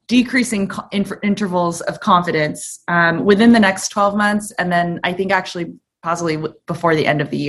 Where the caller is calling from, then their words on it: Kauai, Hawaii, United States; I am zooming in from the sunny Kauai.